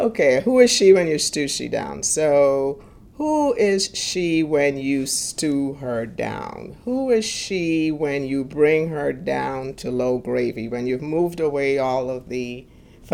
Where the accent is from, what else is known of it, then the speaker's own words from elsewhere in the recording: Guyana; now in New York, United States; I was born and raised in Guyana, which is on the northern coast of South America